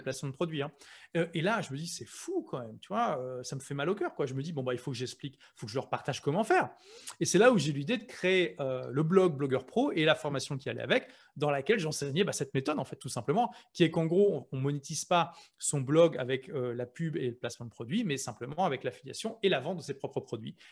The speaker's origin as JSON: {"language": "French", "town": "Lille", "region": "Hauts-de-France", "country": "France", "moved": "as an adult", "lives_now": "London, United Kingdom", "said": "moi je suis de Lille"}